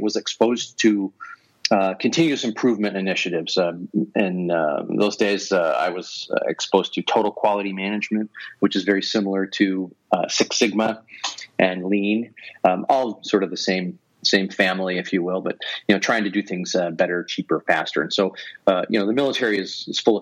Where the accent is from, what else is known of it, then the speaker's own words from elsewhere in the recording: Northeast Ohio, United States; moved away as an adult; also born or lived in Connecticut / Seattle; I grew up in Northeast Ohio, so I understand the weather there